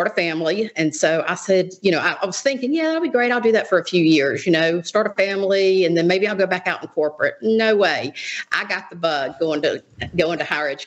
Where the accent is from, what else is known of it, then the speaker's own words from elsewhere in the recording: Jackson County, Mississippi, United States; so I was raised in Jackson County